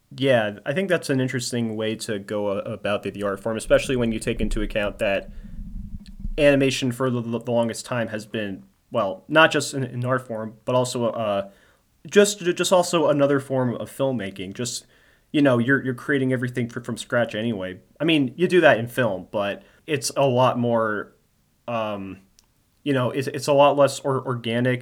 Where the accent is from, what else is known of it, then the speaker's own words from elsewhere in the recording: New Jersey, United States; now in Maryland, United States; my home state in New Jersey